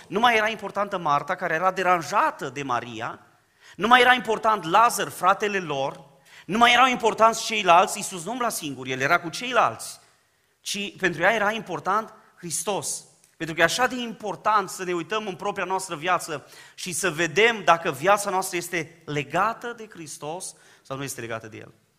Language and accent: Romanian; Dobric, Bistrița-Năsăud, Romania; now in Baia Mare, Romania; Eu provin din Dobric, o zonă pe care o cunoașteți foarte bine, am copilărit împreună cu Ghiță Bot